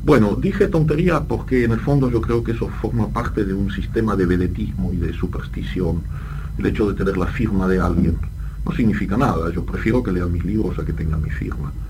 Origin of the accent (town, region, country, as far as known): Argentina; born or raised there; accent: French accent; first language French; Spanish is a second language; also born or lived in Brussels, Belgium